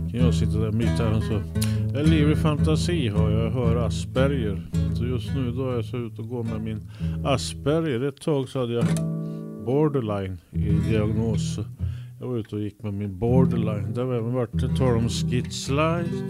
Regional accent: Stockholm, Stockholm County, Sweden; Jag är från Stockholm annars.

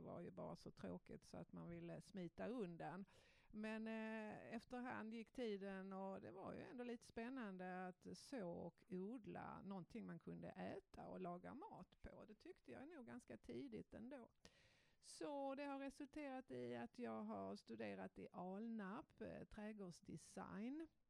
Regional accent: Malmö, Skåne, Sweden; jag är uppvuxen ute på Gullvik här i Malmö

